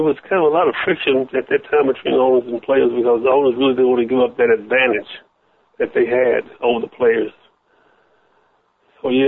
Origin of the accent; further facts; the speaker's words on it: Michigan, United States; also born or lived in Southern United States; now in Los Angeles, United States; I was born in the South, and my mother moved me to the North, to Michigan